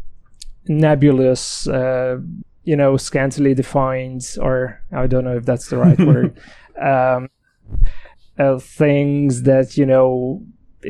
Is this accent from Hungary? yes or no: yes; Hungary; moved away as an adult; also born or lived in Galway, Ireland; now in Dublin, Ireland; I'm originally from Hungary